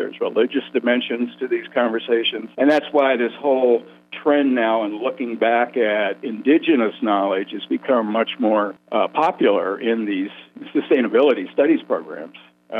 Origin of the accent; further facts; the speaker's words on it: Pennsylvania, United States; moved away as an adult; now in Phoenix, United States; I'm born and raised in Pennsylvania, and one thing the draft was good for that it caught me in the late 60s and got me out of Pennsylvania.